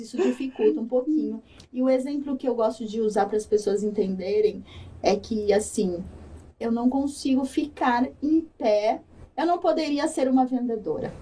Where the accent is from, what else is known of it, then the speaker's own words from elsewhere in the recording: São Paulo, Brazil; Eu sou de São Paulo